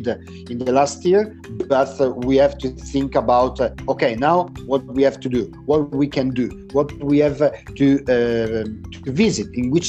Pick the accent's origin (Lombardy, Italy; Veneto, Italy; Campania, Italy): Lombardy, Italy; Lodi; English is a second language; Now I'm in Lodi. My hometown is close to Milano, actually. It's half an hour far from Milano, south from Milano